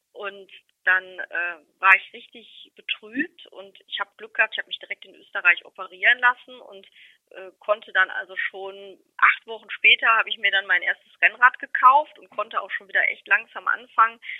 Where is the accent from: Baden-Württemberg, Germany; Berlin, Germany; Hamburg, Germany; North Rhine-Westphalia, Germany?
North Rhine-Westphalia, Germany; Remscheid; ich bin in Remscheid geboren und lebe in Remscheid immer noch